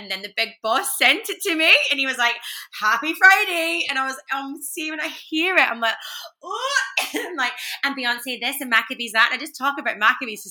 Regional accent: Glasgow, Scotland, United Kingdom; Glasgow crowd. It's my hometown

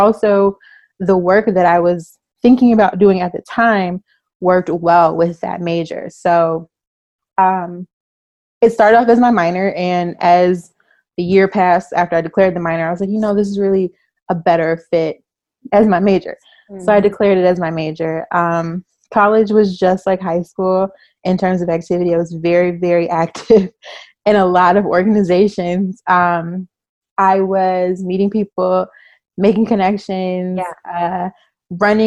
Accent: Chicago, Illinois, United States; moved away as an adult; also born or lived in San Francisco Bay Area, California; now in California, United States; I am from the Bay Area. I'm from Northern California. I moved to Chicago when I was in third grade. And then I moved back to California after college.

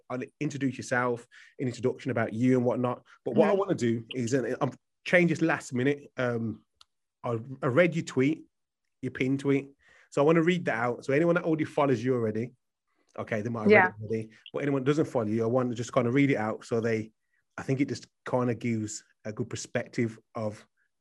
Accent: Birmingham, West Midlands, United Kingdom; I'm from Birmingham

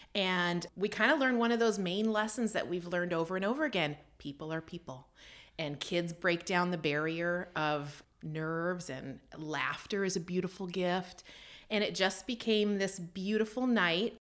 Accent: Canada; moved away as an adult; also born or lived in United States; I grew up in Canada and I came down to the States for university

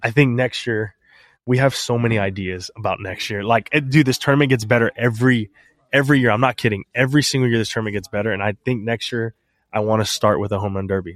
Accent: San Antonio, Texas, United States; my hometown X F L football team

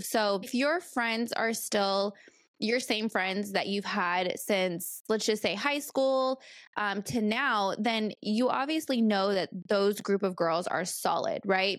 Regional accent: California, United States; moved away as an adult; also born or lived in Bay Area, California / Arizona; now in North Carolina, United States; I'm been born and raised in California

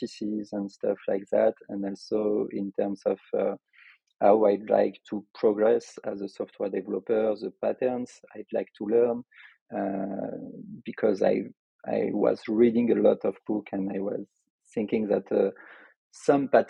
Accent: Lyon, Auvergne-Rhône-Alpes, France; accent: French; English is a second language; In our city of Lyon, because I am from Lyon in France, as you could expect from my accent

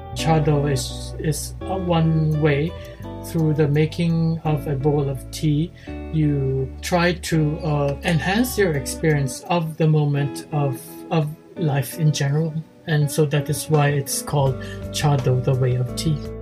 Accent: Philippines; moved away as an adult; now in Japan; I was born in the Philippines. Uh, my father was uh, a Chinese Spanish, my mother was uh, Filipino. Uh, but I came to Japan after high school

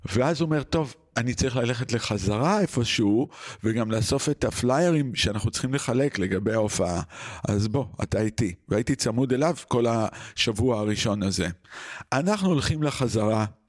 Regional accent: Israel; moved away; also born or lived in New York

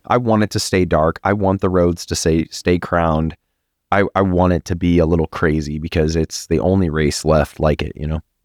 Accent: Texas, United States; I'm a Texan

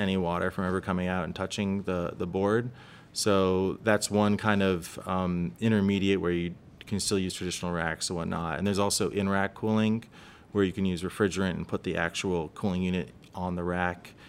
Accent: Los Angeles, California, United States; I grew up in Los Angeles.

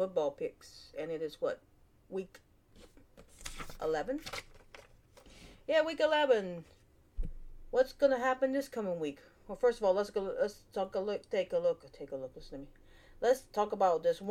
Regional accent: United States; We live in America, I'm American, born and raised

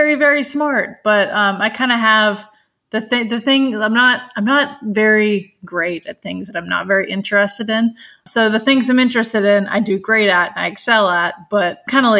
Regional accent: Richmond, Virginia, United States; they flew me back to Richmond, Virginia, which is my hometown

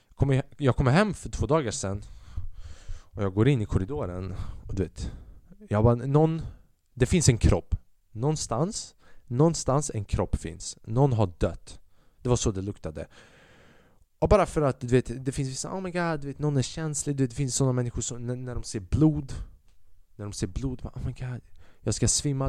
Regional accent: Sweden; Jag är född i Sverige.

